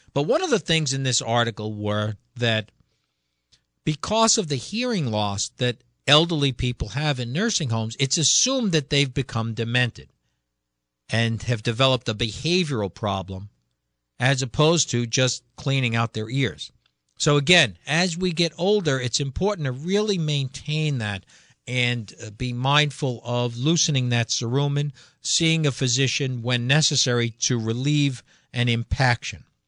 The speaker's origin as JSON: {"language": "English", "region": "Connecticut", "country": "United States", "said": "we're from Connecticut"}